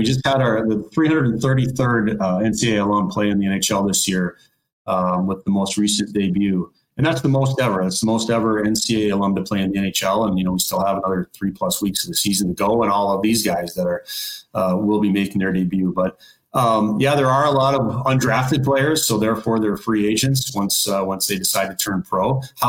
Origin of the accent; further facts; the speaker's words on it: Minnesota, United States; I'm from Minnesota. I'm down in Minneapolis right now.